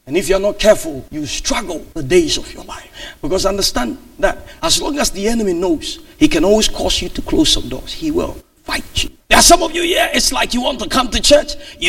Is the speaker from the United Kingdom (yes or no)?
yes; United Kingdom; Who cares? I'm British. After being British, what's next?